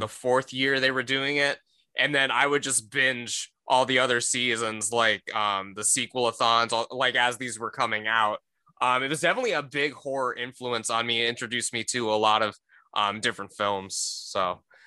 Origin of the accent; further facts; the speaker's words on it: Cleveland, Ohio, United States; I'm from the Cleveland area